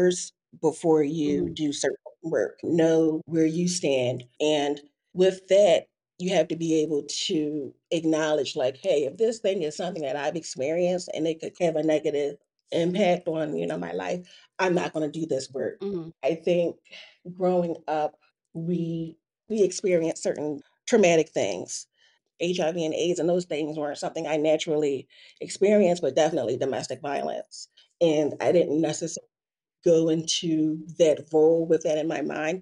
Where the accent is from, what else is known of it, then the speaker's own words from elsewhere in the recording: Philadelphia, Pennsylvania, United States; born and raised in Philadelphia